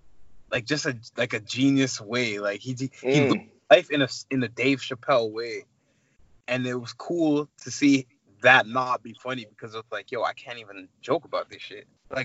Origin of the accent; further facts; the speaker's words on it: Ghana; I'm from Ghana, West Africa, but we make bitters.